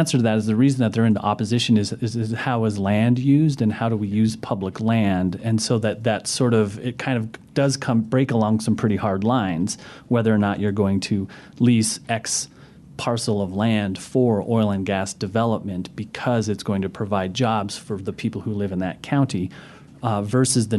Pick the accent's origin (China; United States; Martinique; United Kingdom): United States; Pinedale, Wyoming; I come from Pinedale, Wyoming. It was like Western Wyoming, rural